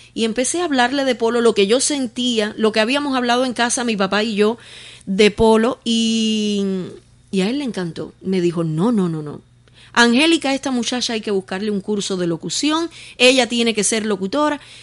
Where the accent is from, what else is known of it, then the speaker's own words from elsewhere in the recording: Los Palacios, Pinar del Río, Cuba; del municipio de Los Palacios, de donde yo soy, orgullosamente de donde yo soy